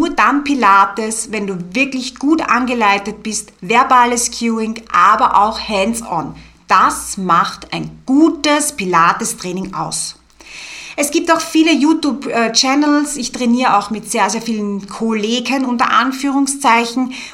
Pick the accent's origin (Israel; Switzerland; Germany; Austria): Austria; Bei uns in Österreich ist es so, dass du rein theoretisch im Sportbereich nicht mal eine Ausbildung benötigst und Kurse leiten kannst.